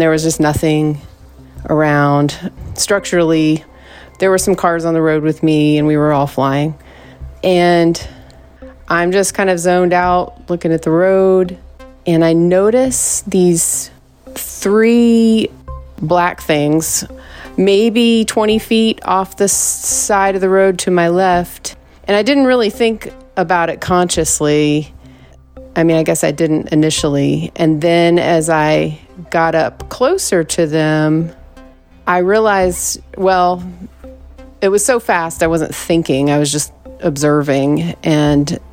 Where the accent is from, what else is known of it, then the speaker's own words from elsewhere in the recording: the East, East Coast, United States; moved away; also born or lived in Southwest; I'm from the East